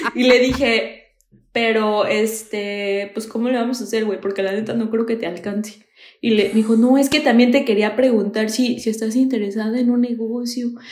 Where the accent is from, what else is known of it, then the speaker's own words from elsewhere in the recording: Toluca, State of Mexico, Mexico; moved away as an adult; now in Germany; yo soy de Toluca